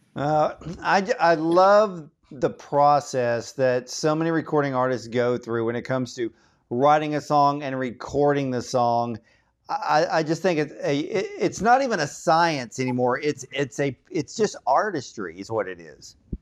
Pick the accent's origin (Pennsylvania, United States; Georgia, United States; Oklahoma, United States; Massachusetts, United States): Georgia, United States; now I'm from Georgia